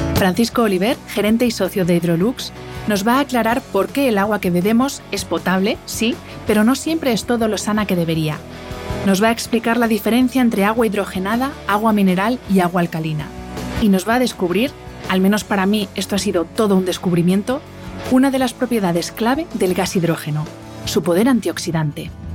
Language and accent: Spanish; Madrid, Community of Madrid, Spain; yo que soy madrileña, nosotros en Madrid tenemos el dicho